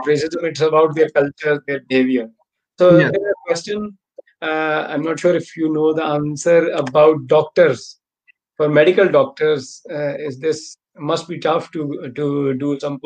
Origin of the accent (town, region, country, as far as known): Pakistan; born or raised there; moved away as an adult; now in Germany